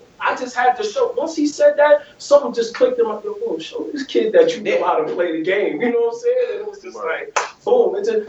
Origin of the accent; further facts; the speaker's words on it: New York, United States; "Yeah, man, I grew up here in Harlem as a point guard.